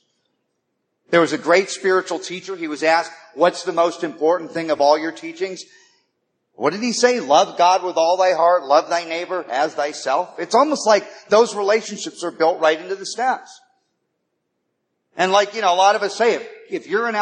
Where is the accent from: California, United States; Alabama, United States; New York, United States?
California, United States; Malibu; now in Los Angeles, United States; I grew up in Malibu